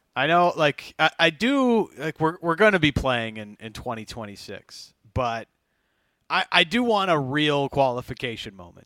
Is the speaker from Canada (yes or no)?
yes; Canada; as a Canadian yeah, soccer fan